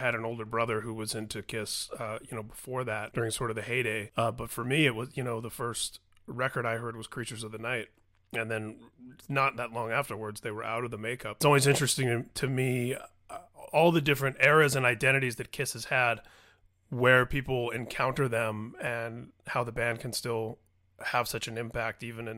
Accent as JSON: {"language": "English", "region": "Indiana", "country": "United States", "tie": "born or raised there", "said": "I grew up in Indiana"}